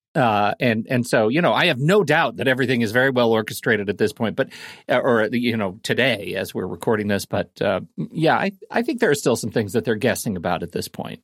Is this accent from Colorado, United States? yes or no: yes; Colorado Springs, Colorado, United States; I grew up in Colorado Springs, which is about six thousand feet